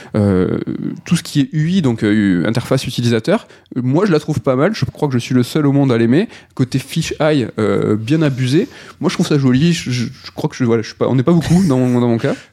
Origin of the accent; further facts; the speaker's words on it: France; On a en tant que français